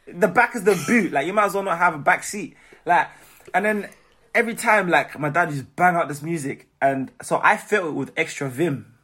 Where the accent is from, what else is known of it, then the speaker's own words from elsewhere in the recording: Manchester, North West England, United Kingdom; also born or lived in Zimbabwe; I was born in Manchester